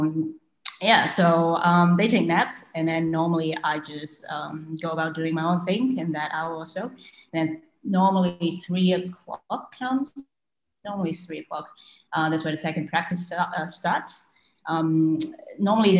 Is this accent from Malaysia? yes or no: yes; Malaysia; I was born and raised in Malaysia and I have a Chinese heritage